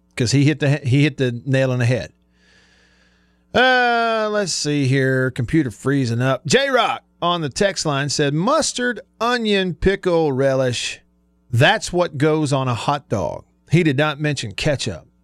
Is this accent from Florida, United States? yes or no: no; Russellville, Alabama, United States; moved away; growing up in Northwest Alabama, a little small town called Russellville